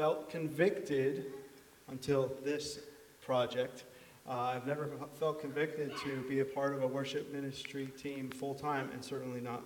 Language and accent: English; Shenandoah, Pennsylvania, United States; now in Pine Grove, United States; I've lived in Pine Grove the last 25 years or so, and I'm originally from Shenandoah